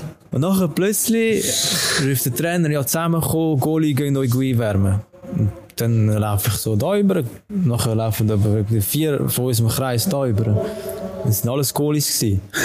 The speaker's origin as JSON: {"language": "German", "town": "Urdorf", "region": "Zurich", "country": "Switzerland", "tie": "born or raised there", "said": "zum FC Urdorf wechseln, zu meinem äh, Jugendclub, meinem Dorfclub, also wo ich aufgewachsen bin"}